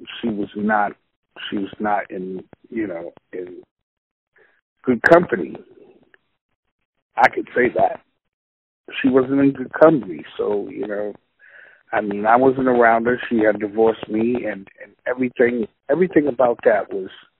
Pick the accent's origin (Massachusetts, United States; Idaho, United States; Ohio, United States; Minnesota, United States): Massachusetts, United States; Boston; I'm from Roxbury